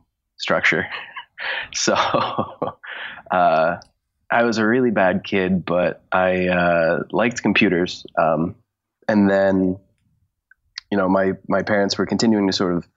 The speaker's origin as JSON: {"language": "English", "region": "Connecticut", "country": "United States", "tie": "born or raised there", "also_born_or_lived": "Pittsburgh / New York", "moved": "as an adult", "said": "I grew up in Connecticut and I was a good singer in Connecticut"}